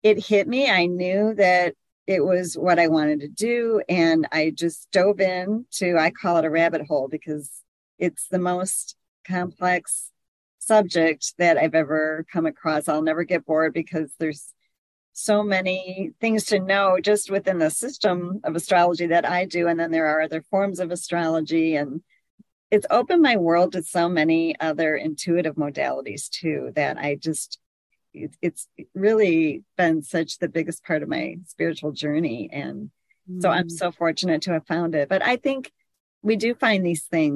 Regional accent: Michigan, United States; I'm from Michigan, a very small town

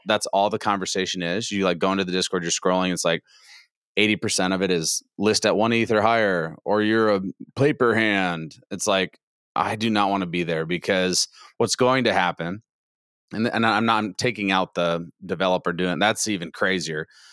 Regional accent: Iowa, United States; now in Texas, United States; I'm not originally a Texan. I'm from Iowa

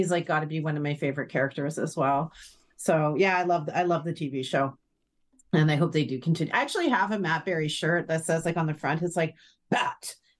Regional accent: Ireland; So I'm Irish, so we've got a dark sense of humor.

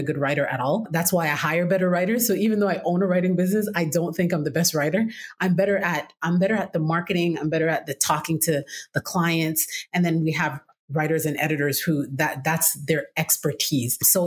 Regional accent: Toronto, Ontario, Canada; moved away as an adult; now in United States; I'm originally from Toronto, Canada, born and raised there

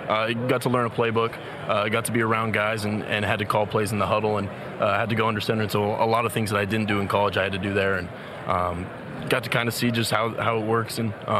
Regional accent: Oregon, United States; Growing up in Oregon, always was a Duck fan

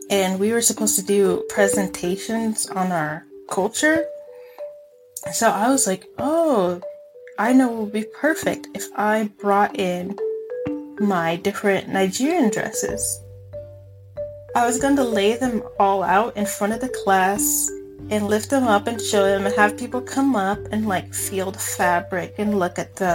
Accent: Mexico; also born or lived in Texas; now in United States; oh, yeah, I grew up in Mexico, but I was born in Texas

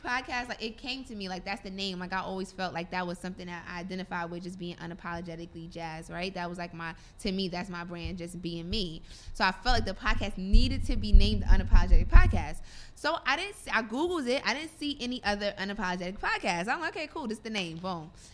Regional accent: New York City, New York, United States; also born or lived in Virginia; where I'm from, from Brooklyn.

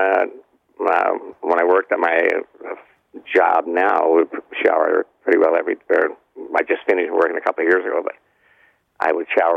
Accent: East Coast, Canada; now in Kitchener, Canada; I'm 70 years old and I'm from the East Coast

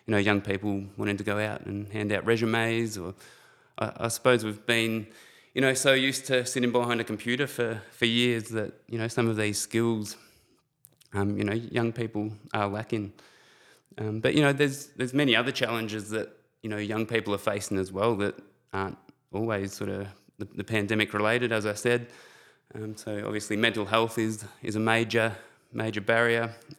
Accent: Shepparton, Victoria, Australia; So I'm actually originally from Shepparton. Grew up in a very loving and supportive family.

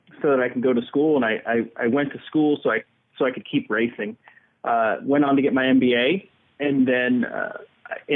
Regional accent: New Jersey, United States; I was born in New Jersey and my father's black

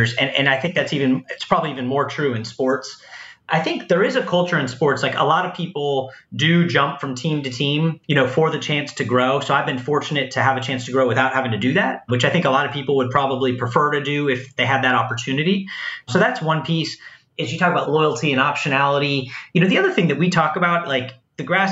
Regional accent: San Francisco Bay Area, California, United States; my hometown team

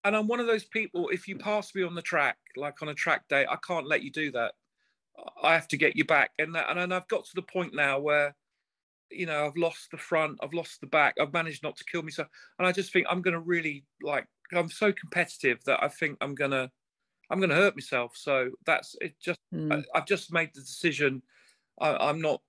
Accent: England, United Kingdom; I'm English

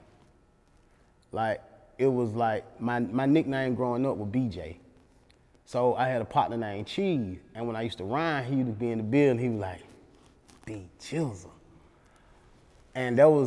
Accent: Atlanta, Georgia, United States; as a kid in Allen Temple

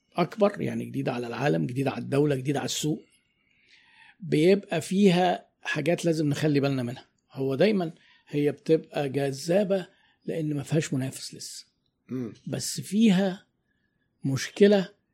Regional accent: Egypt; احنا عندنا في مصر

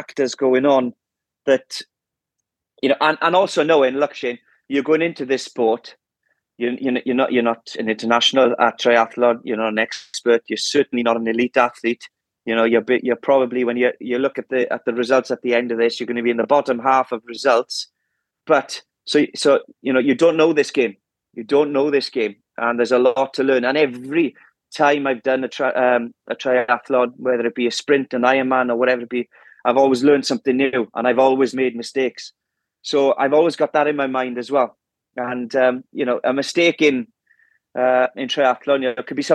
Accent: Wales, United Kingdom; as a Welshman

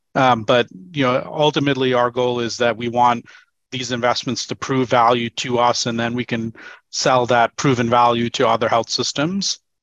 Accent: New York, United States; moved away as an adult; also born or lived in Seattle; I moved from New York, where I lived all my life, over to Seattle eight years ago

